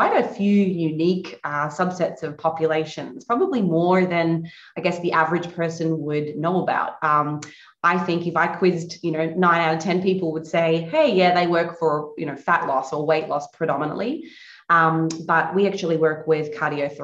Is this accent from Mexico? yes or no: no; Australia; moved away as an adult; now in Florida, United States; I'm located in Florida, USA now, recently relocated in 2017. But I guess growing up in Australia